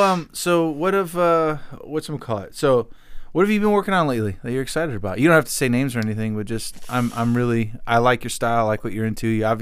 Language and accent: English; Miami, Florida, United States; Let me like lean more into like what I love about, you know, being from South Florida mm-hmm. and like growing up in Miami.